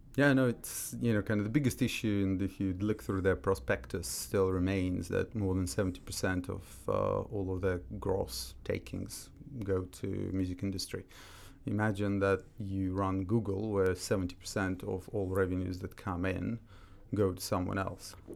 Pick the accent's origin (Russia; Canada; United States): Russia; moved away as an adult; also born or lived in Austria; now in London, United Kingdom; when I was growing up in Russia